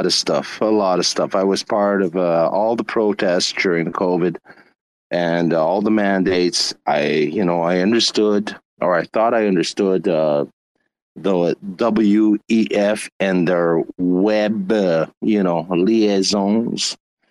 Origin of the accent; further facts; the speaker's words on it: Canada; I'm Canadian